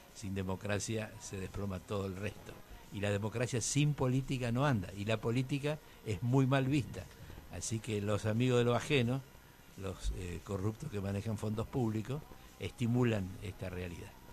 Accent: Misiones, Argentina

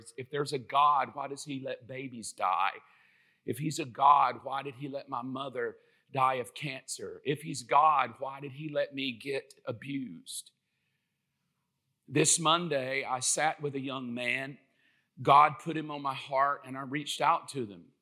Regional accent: South Georgia, United States; I'm from South Georgia.

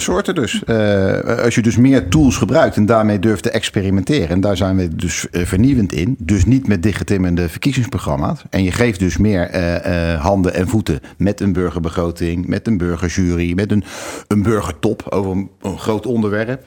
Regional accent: The Hague, South Holland, Netherlands; Ik kom uit Den Haag

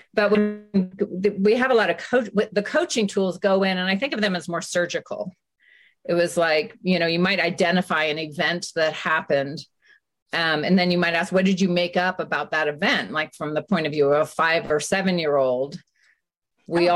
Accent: San Francisco, California, United States; I grew up in San Francisco, and after high school, I went and lived abroad

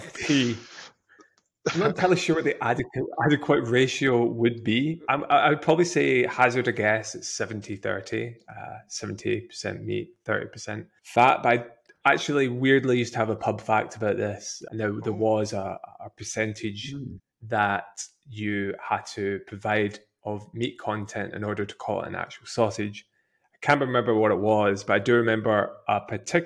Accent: Scotland, United Kingdom; being Scottish

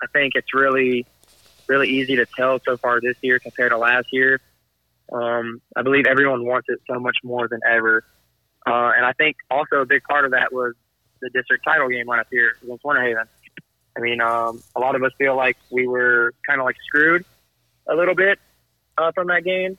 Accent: Jacksonville, Florida, United States; I grew up in Jacksonville most of my life

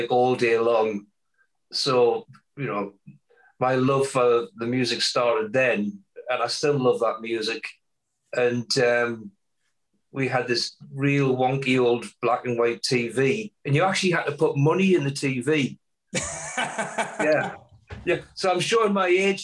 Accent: Blyth, North East England, United Kingdom; now in Canada; A small coastal town called Blythe

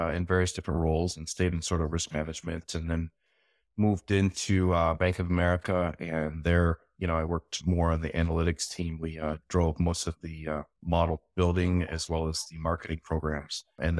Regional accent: Michigan, United States; I grew up in Southwest Michigan, basically.

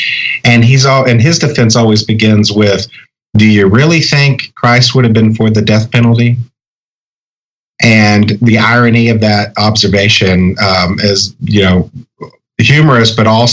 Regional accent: Texas, United States; where I grew up in Texas

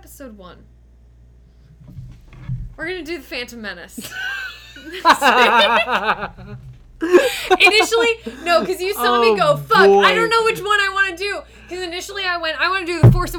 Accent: United States; an American

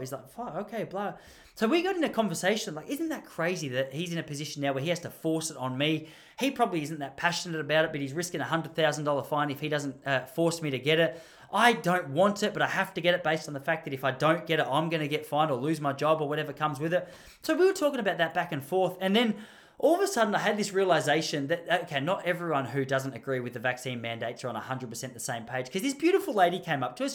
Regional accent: Melbourne, Victoria, Australia; I'm from Mel-, I'm just from Melbourne.

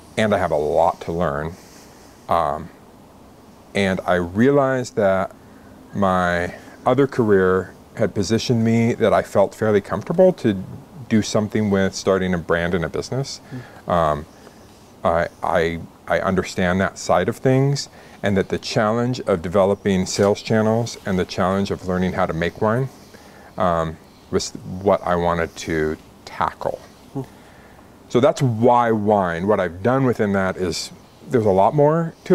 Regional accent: Albany, Oregon, United States; moved away; also born or lived in Southern California; I grew up in Oregon, grew up in Albany

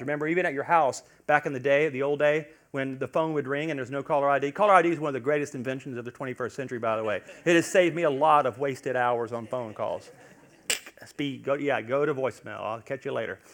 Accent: Louisiana, United States; we're from Louisiana

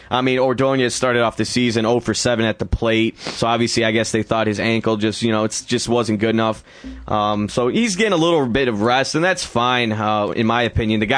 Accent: Hartland, Michigan, United States; Uh, okay. My hometown.

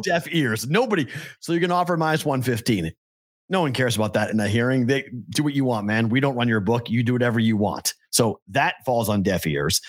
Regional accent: Massachusetts, United States; now in Las Vegas, United States; my home state

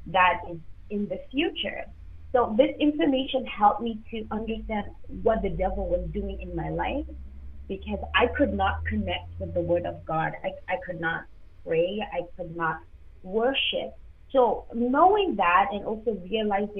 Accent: Zimbabwe; now in Toronto, Canada; I'm actually African. So I was born in Zimbabwe

